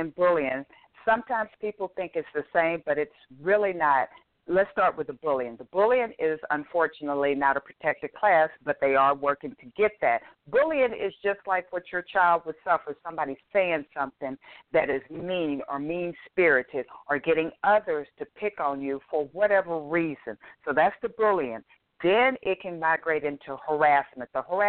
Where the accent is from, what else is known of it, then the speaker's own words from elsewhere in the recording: Texas, United States; When I'm from Texas, which is Chapter 21